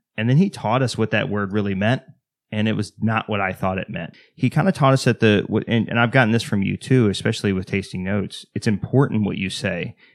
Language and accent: English; Texas, United States; I'm from Texas, Southern Baptist Church